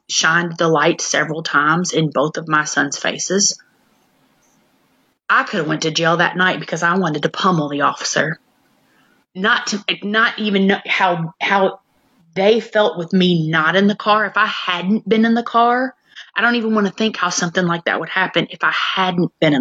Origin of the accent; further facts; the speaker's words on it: Clarksville, United States; this is my hometown, where both of them went to school. Clarksville is not a big place